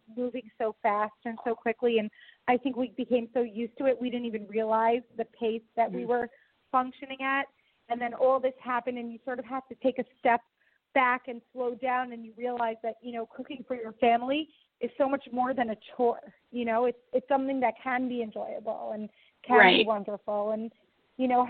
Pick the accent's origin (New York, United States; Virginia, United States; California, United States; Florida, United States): New York, United States; Long Island; moved away as an adult; now in Israel; I was born in New York. I grew up in Long Island.